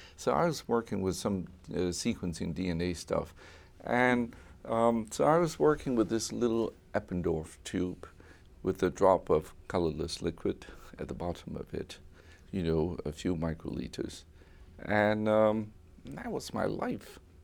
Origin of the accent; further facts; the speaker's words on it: Hong Kong; moved away; also born or lived in United States; growing up in Hong Kong, coming to America in the sixties